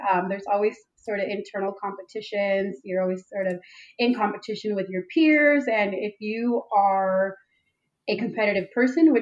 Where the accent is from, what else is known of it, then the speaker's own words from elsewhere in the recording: Los Angeles, California, United States; also born or lived in San Diego; I'm originally from Los Angeles